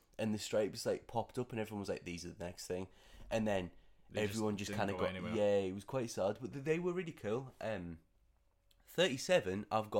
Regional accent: Streatham, London, United Kingdom; I grew up in Streatham.

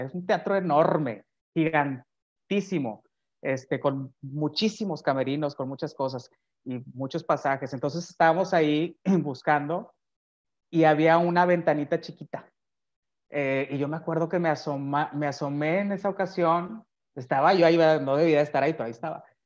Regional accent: Monterrey, Nuevo León, Mexico; yo nací aquí en Monterrey, Nuevo León, y he vivido aquí siempre

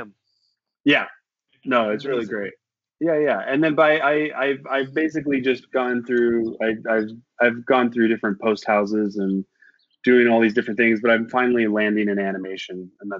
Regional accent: Canada; moved away; I'm a Canadian. I moved here a long time ago

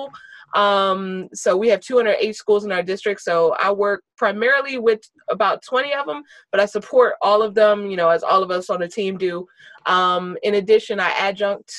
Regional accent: Virginia, United States; I'm a born and raised native of the D.C. area. So born and raised in Virginia. I'm still in Virginia.

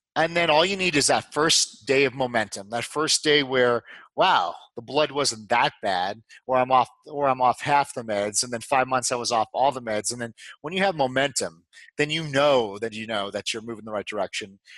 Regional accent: New York, United States; moved away as an adult; also born or lived in Dallas, Texas / Houston, Texas; I'm from New York

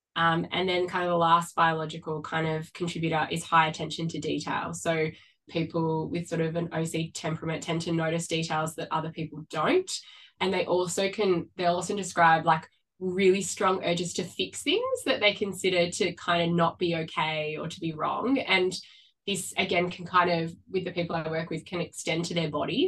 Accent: Sydney, New South Wales, Australia; moved away as an adult; now in Melbourne, Australia; I grew up on the Northern Beaches in Sydney and I relocated to Melbourne about 12 years ago

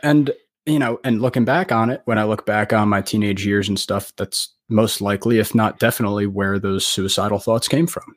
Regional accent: New Jersey, United States; I am from New Jersey, um, United States

